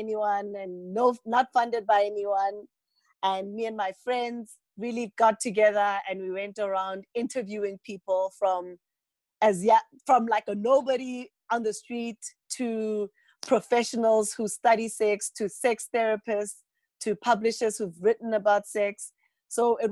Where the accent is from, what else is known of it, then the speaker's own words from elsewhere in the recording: Polokwane, Limpopo, South Africa; also born or lived in Johannesburg; we came home from Johannesburg. I live in a small town, Polokwane